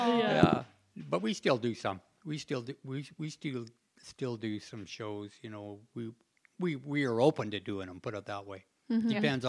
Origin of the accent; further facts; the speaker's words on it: West Coast, United States; I froze to death. You know, I was from the West Coast, remember, you know.